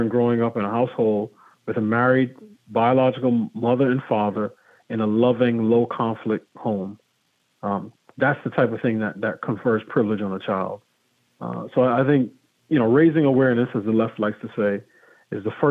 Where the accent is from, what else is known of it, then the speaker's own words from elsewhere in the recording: New York, United States; moved away as an adult; also born or lived in Pittsburgh; now in Washington, D.C. area, United States; I grew up in New York and went to college in Pittsburgh and been in the D.C. area for the last 16 years